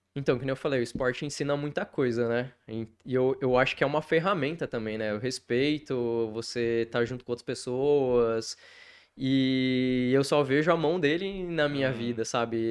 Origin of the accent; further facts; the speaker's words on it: Apucarana, Paraná, Brazil; also born or lived in Curitiba; now in Maringá, Brazil; Eu nasci em Curitiba, Tá, fui criado ali em Apucarana, depois eu saí pro mundo aí, morei fora também